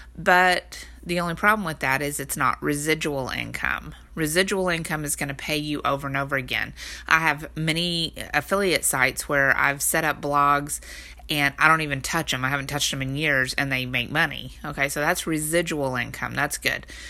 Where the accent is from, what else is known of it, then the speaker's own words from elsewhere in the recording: Texas, United States; I'm from Texas